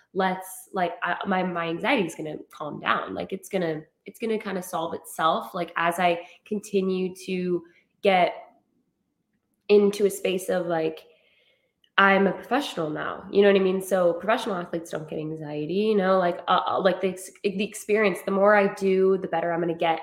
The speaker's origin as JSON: {"language": "English", "town": "Rexburg", "region": "Idaho", "country": "United States", "tie": "born or raised there", "moved": "yes", "lives_now": "San Diego, United States", "said": "I'm from Idaho, um, Rexburg, Idaho, and kind of just grew up in you know a typical like you kind of know everybody uh, at home"}